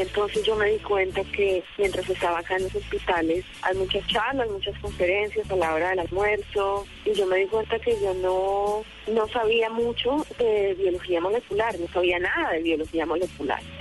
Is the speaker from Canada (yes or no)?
no; Palmira, Valle del Cauca, Colombia; mi posición es delantera y soy de Palmira Valle.